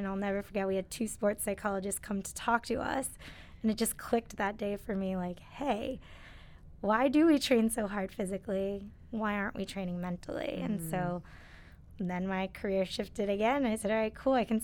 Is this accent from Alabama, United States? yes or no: no; Connecticut, United States; moved away; I'm originally from Connecticut, so I am happy to be back here and back near home at Quinnipiac. But I grew up around here